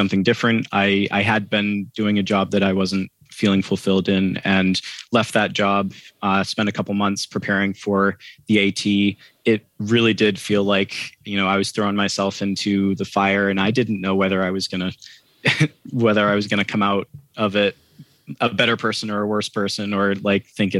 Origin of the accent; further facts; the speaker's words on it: Maine, United States; I'm from Maine